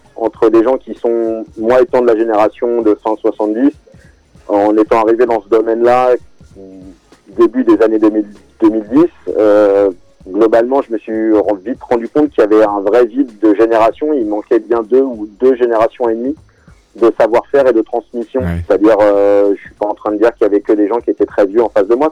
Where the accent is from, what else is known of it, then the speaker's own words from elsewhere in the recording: southern suburbs of Paris, Essonne, Île-de-France, France; je suis un enfant de la banlieue sud de, Paris, euh, plus précisément du 91